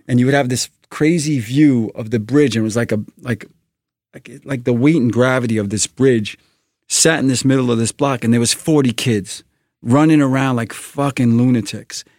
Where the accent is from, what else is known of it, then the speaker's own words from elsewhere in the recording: New York City, New York, United States; I'm a New Yorker. I'm a Brooklyn guy